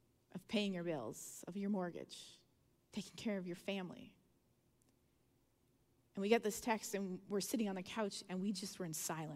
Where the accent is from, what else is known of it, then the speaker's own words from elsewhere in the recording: Canada; I'm Canadian and I've lived, you know, in the north